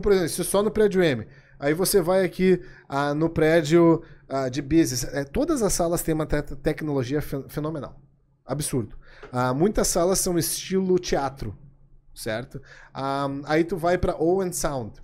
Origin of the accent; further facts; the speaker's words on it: Brazil; moved away as an adult; now in Barrie, Canada; eu fui um brasileiro, eu sou brasileiro, saí daqui, fui morar em Barry, continuo em Barry